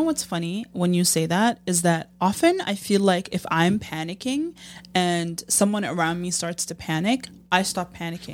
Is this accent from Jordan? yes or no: yes; Jordan; moved away as an adult; also born or lived in United States; now in Chicago, United States; Born and raised in Jordan till I was eighteen and I moved to the States